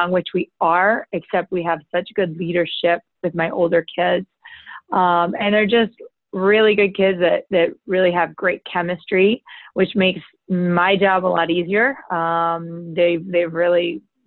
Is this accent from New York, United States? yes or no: yes; Rochester, New York, United States; also born or lived in Baltimore County, Maryland; I grew up in Rochester, New York, not far from here